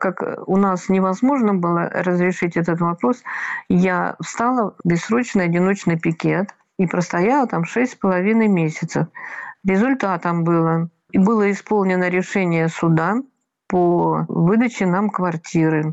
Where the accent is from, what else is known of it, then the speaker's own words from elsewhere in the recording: Russia; Я россиянка